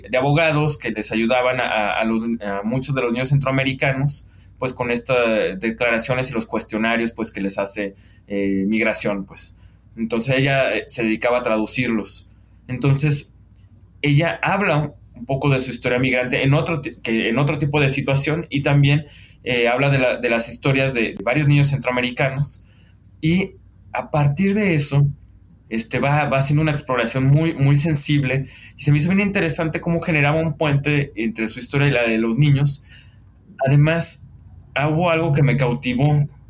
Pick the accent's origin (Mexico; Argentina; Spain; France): Mexico; Guadalajara, Jalisco; somos tapatíos